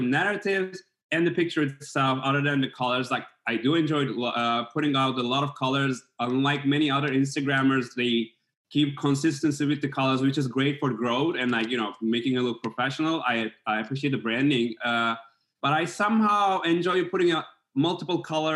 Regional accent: Istanbul, Turkey; now in New York, United States; I'm originally from Istanbul, Turkey

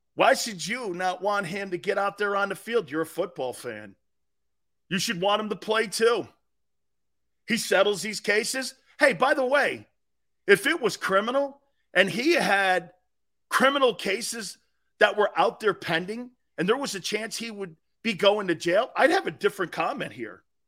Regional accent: United States; I'm an American

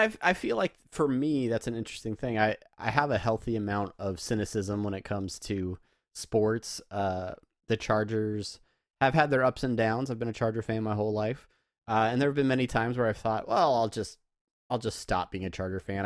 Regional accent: San Diego, California, United States; I grew up in San Diego, home of the Padres

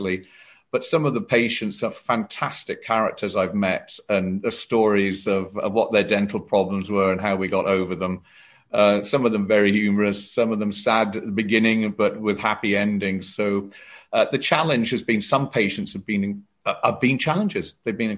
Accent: South Wales, United Kingdom; moved away as an adult; my family and are all based around South Wales

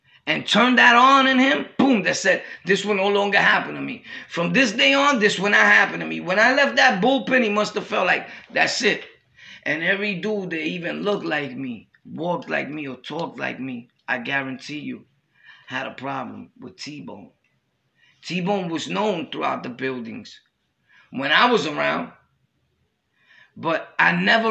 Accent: New York City, New York, United States; I was from Brooklyn

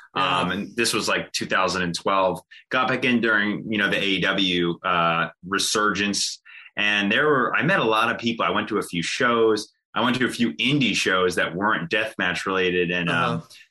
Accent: Jersey Shore, near Atlantic City, New Jersey, United States; I grew up on the Jersey Shore, uh, very, very close to Atlantic City.

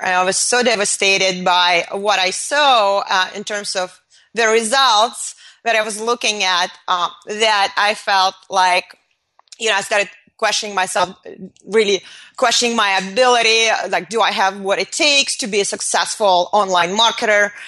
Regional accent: Moscow, Russia; moved away; I was born in Moscow in the Soviet Union

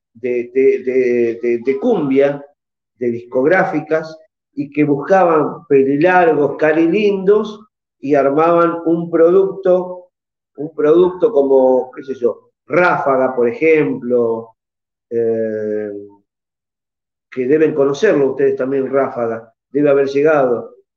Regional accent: Argentina; aquí en mi país

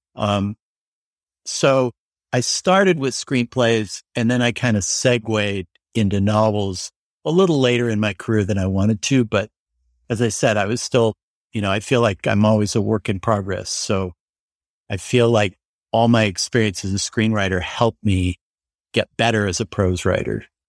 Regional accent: Denver, Colorado, United States; moved away as an adult; now in Los Angeles, United States; I was from Denver, so I didn't know anyone here

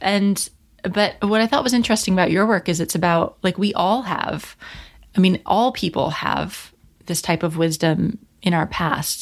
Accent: United States; I grew up in America and my ancestry is very Northern European.

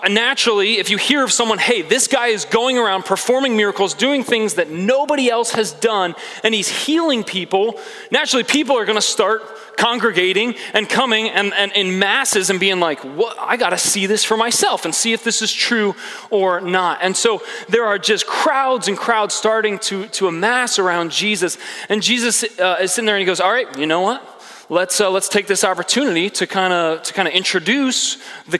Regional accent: Philadelphia, Pennsylvania, United States; moved away as an adult; also born or lived in Indiana; I come from Philadelphia, Pennsylvania. That's where I grew up.

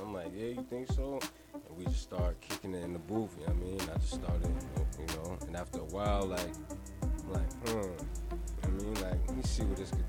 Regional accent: Spring Valley, New York, United States; also born or lived in Nyack, New York; born in Nyack, born and raised in Spring Valley.

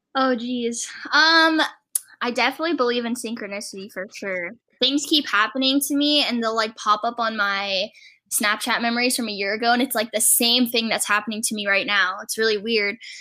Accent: Virginia, United States; moved away as an adult; also born or lived in New York City; now in Los Angeles, United States; I'm from Virginia originally, and I was always like that theater kid

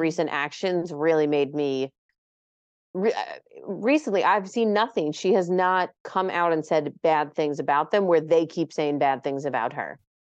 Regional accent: New York, United States; We're both from New York

